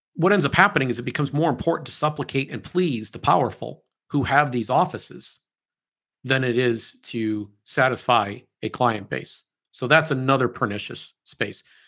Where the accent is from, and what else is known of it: United States